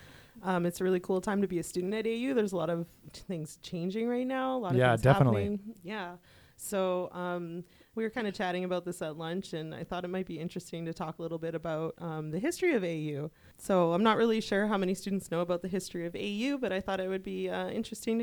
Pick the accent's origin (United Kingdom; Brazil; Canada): Canada; Barrhead, Alberta; I am from Barrhead, Alberta